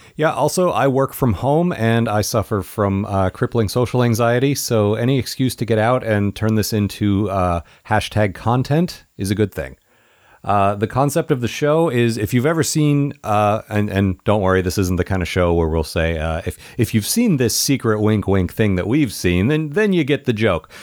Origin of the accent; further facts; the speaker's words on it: United States; now in Seattle, United States; I grew up near Washington, D C